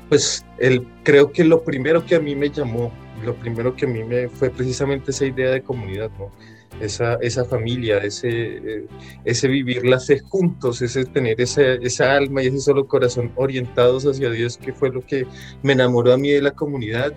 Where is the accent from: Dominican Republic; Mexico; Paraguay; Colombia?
Colombia; Bogotá; moved away as an adult; also born or lived in France; yo nací en Bogotá, pues en medio de una familia católica, practicante, eh, pues una juventud, una, una adolescencia, una infancia pues feliz, muy normal